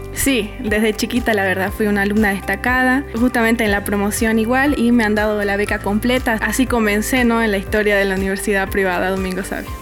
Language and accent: Spanish; Villamontes, Tarija, Bolivia; also born or lived in Santa Cruz, Bolivia; nací en Santa Cruz, pero vengo de Villamonte